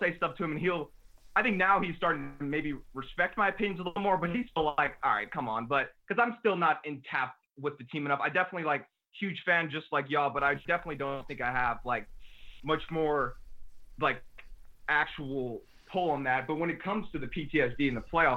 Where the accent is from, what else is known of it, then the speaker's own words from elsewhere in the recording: New Orleans, Louisiana, United States; also born or lived in New Jersey / Dallas; we moved to New Orleans when I was 5 years old, so like, I don't have many memories before New Orleans